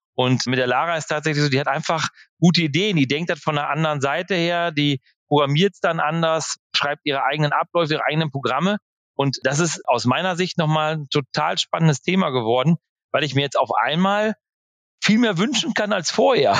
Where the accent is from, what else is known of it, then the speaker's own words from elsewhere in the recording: Velen, North Rhine-Westphalia, Germany; bei uns in Nordfehlen, das ist so 35 Kilometer von Marienthal weg